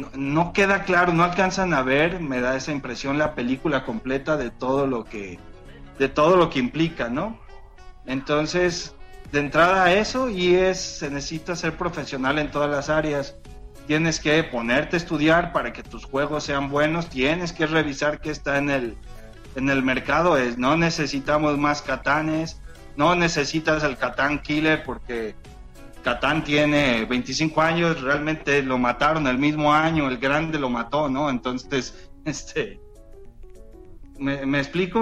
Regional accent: Mexico; soy mexicano

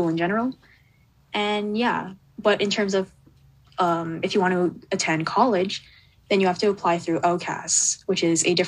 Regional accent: Canada; I'm a Canadian grade 12 student

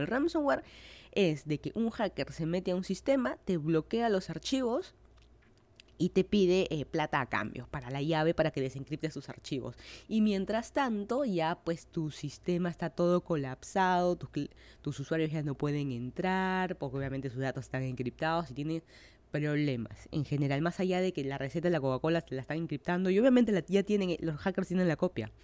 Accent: Lima, Peru; moved away as an adult; now in Miami, United States; yo soy de Lima, Perú. Hace más de un año me mudé a Miami, Florida para hacer mi maestría en FIU.

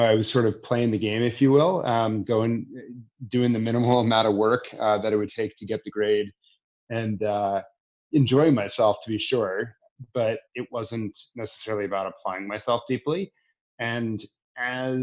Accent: Washington, District of Columbia, United States; I grew up in Washington, D.C.

